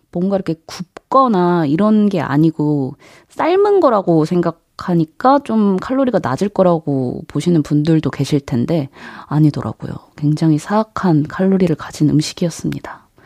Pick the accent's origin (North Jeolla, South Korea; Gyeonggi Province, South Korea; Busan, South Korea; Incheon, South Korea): North Jeolla, South Korea; Jeonju; now in Seoul, South Korea; 제가 원래는 음, 사투리를 썼죠. 뭐 전주는 워낙 사투리가 억양이 센 지역은 아니긴 한데 그래도 억양 면에서 굉장히 좀 심했었거든요. 근데 이게 확실히 서울에서 이제 생활을 오래 하다 보니까 좀 자연스럽게 좀 줄어들게 되더라고요.